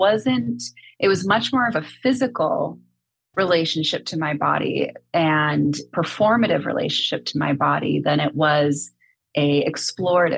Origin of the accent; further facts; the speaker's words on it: San Francisco, California, United States; also born or lived in Napa Valley; I'm born and raised in San Francisco